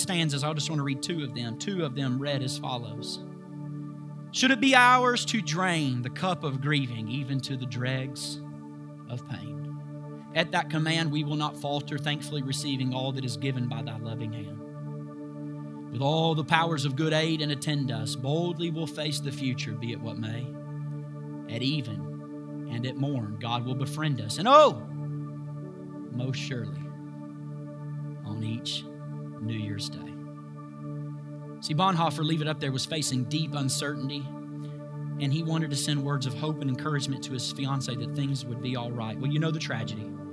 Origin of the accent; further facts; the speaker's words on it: United States; I'm an American